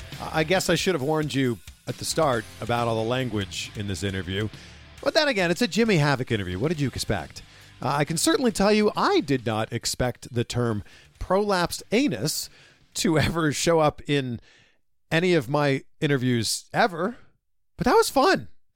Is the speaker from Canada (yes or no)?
yes; Canada; now in United States; I'm from Canada. We had great health insurance. Now I live in America